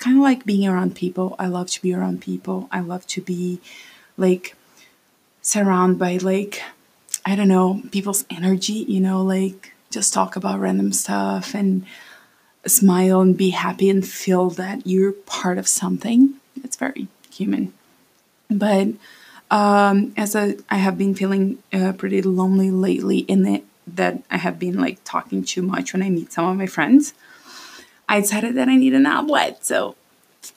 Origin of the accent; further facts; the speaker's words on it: Brazil; first language Portuguese; English is a second language; moved away as an adult; now in United States; I'm Brazilian. I was born and raised there.